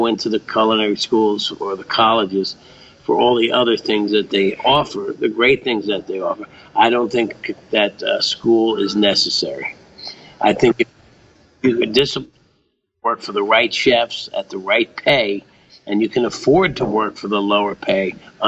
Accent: United States; growing up near New York City

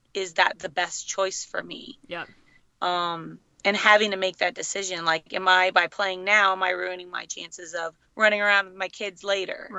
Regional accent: Los Angeles, California, United States; being my hometown

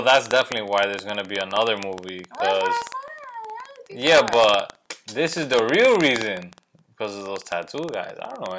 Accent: New York, United States; Yes, we are New Yorkers. Well, I'm a New Yorker.

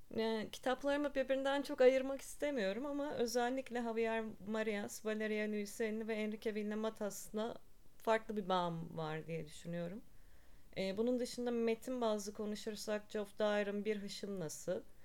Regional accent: Ankara, Turkey; also born or lived in Barcelona; 1982'de Ankara'da doğdum

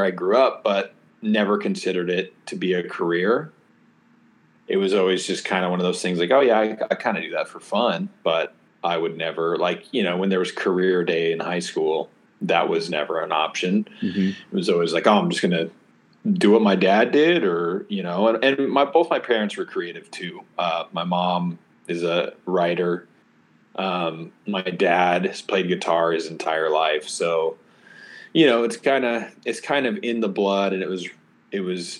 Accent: Oregon, United States; So I'm from Oregon. I was homeschooled, grew up in the country

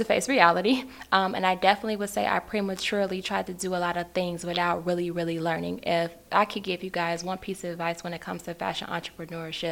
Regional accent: Chicago, Illinois, United States; I am originally from Chicago

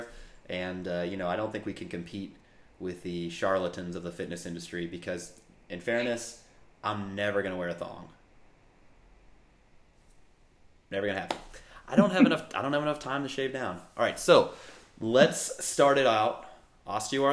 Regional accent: St. Louis, Missouri, United States; moved away as an adult; also born or lived in Virginia; now in West Coast, United States; originally born and raised in St. Louis, Missouri

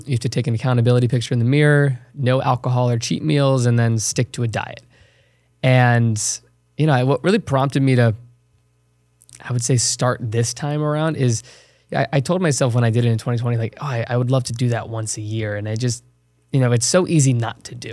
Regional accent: Chesterfield County, Virginia, United States; moved away as an adult; I was born and raised small town in Virginia. It's called Chesterfield County, thirty minutes south of Richmond.

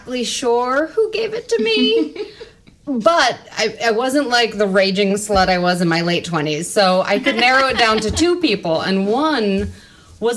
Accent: New Jersey, United States; moved away as an adult; now in Los Angeles, United States; I'm from New Jersey

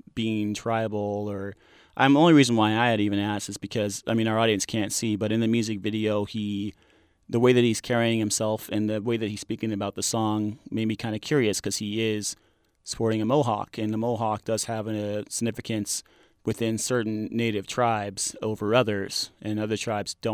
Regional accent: New Mexico, United States; growing up in New Mexico

